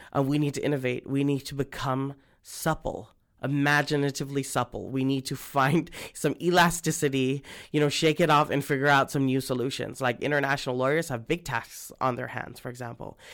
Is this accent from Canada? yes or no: no; Guam; I'm from Guam